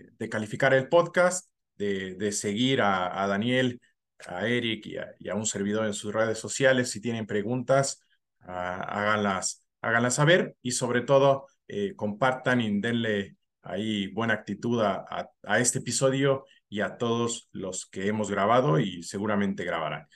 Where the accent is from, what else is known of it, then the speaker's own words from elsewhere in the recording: Mexico; como profesionales mexicanos